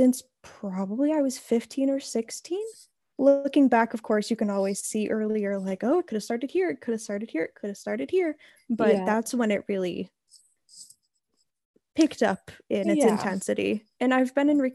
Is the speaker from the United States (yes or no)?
yes; Houlton, Maine, United States; I am from Holton, Maine, which is a very, very small town in northern Maine